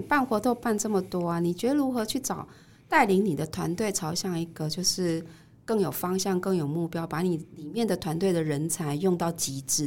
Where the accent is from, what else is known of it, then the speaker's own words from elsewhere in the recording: Kaohsiung, Taiwan; 我们高雄人蛮自豪的